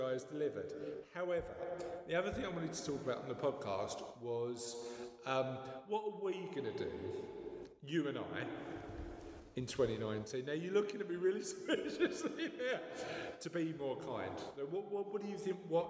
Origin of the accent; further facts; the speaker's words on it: London, United Kingdom; I'm from the East End